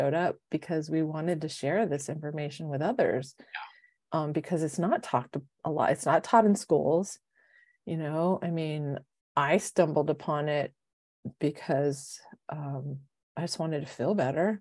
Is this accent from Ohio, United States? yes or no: no; San Diego, California, United States; So I was born and raised in San Diego.